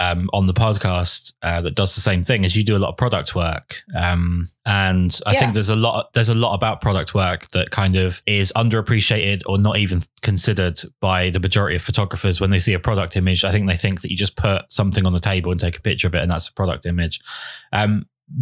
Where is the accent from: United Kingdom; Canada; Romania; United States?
United Kingdom; England; I'm English